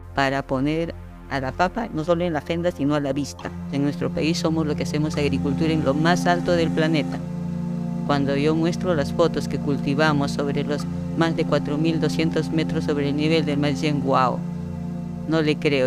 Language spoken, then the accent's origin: Spanish; Yungay, Ancash, Peru; yo nací en Yungay, en Ancash. Eh, soy andina de nacimiento